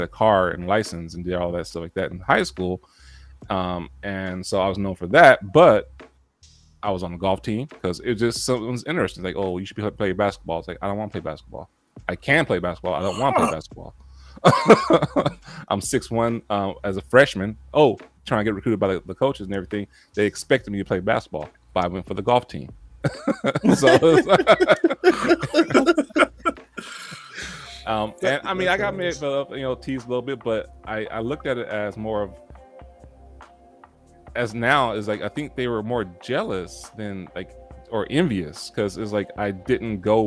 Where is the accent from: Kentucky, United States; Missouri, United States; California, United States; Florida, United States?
California, United States; Oakland; also born or lived in Pittsburg, California; I was actually born and raised in Oakland, California.